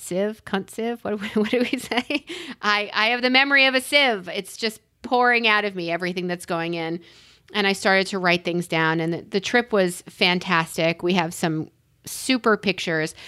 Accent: New York City, New York, United States; I'm a New Yorker, and I was born in Queens

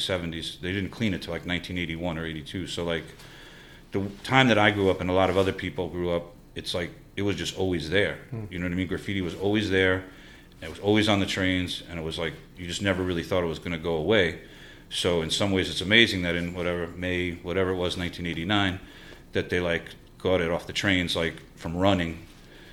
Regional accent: New York City, New York, United States; I grew up in Forest Hills

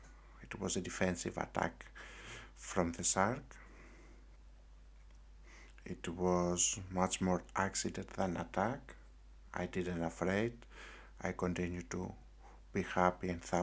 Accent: Greece; I came back to my home country in Greece

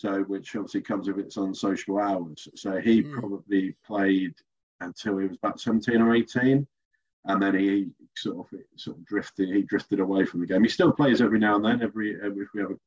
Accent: Reed, United Kingdom; I grew up in Reed with my younger brother

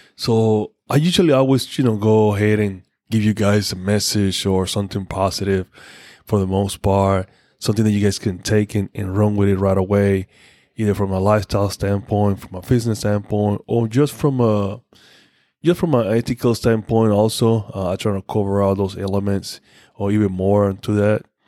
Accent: Panama; moved away; went back home, went to my hometown

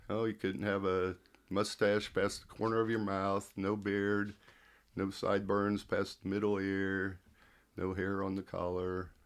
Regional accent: Kansas City, United States; I was born in Kansas City, but, um, I never remember the house they say I was born

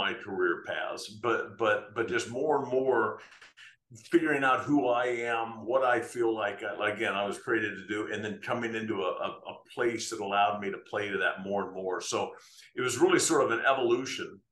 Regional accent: United States; I'm American

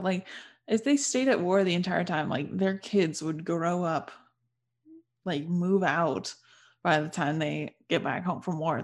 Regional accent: United States; being an American

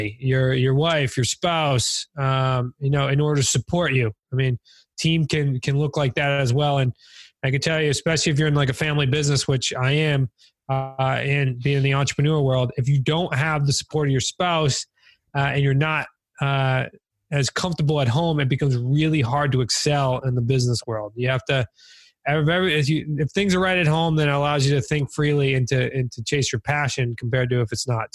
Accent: New England, United States; we're from New England

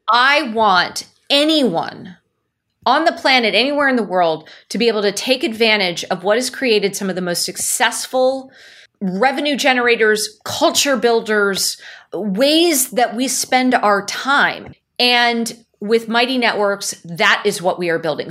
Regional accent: Silicon Valley, California, United States; I'm born and raised in Silicon Valley

